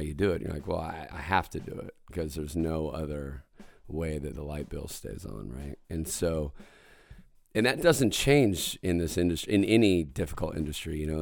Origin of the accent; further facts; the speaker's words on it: State Line, Idaho, United States; moved away; I'm gonna be back in State Line, Idaho